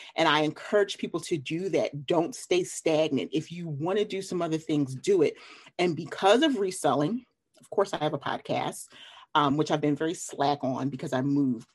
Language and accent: English; Philadelphia, Pennsylvania, United States; also born or lived in Delaware; now in North Carolina, United States; from Philly